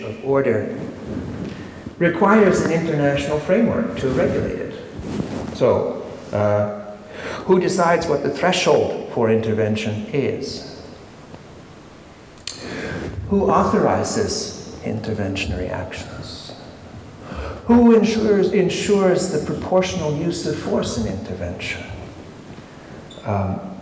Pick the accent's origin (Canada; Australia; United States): Canada; I come from Canada